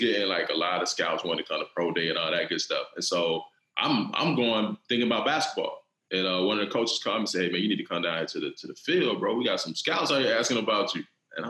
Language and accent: English; Cassatt, South Carolina, United States; I'm from a town in South Carolina called Cassett. Okay. I mean, it's so small, like we don't even have a real stoplight. Like it's one of those small town type situations, right?